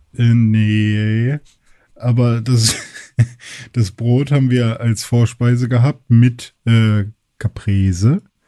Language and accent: German; Germany; wir Deutschen